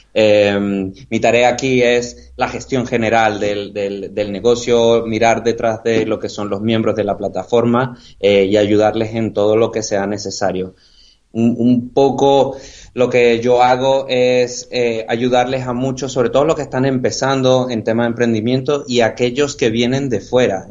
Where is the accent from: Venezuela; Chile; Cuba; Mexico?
Venezuela; moved away as an adult; also born or lived in United Kingdom; now in Marbella, Spain; yo soy venezolano. Yo después de terminar mis estudios en Venezuela me, me, fui al Reino Unido